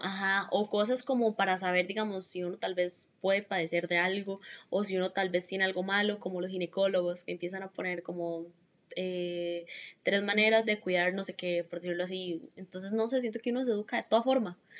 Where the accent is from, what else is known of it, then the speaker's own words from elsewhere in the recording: Heredia, Costa Rica; soy de Heredia